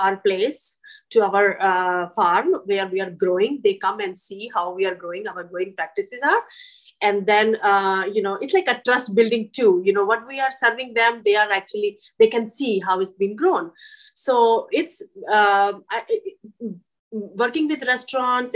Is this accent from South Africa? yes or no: no; India; moved away as an adult; now in Columbia, Missouri, United States; I grew up in India.